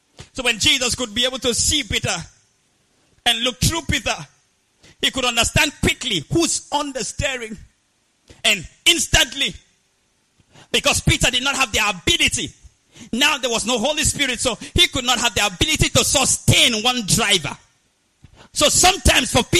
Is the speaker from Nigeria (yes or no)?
yes; Nigeria; I come from Nigeria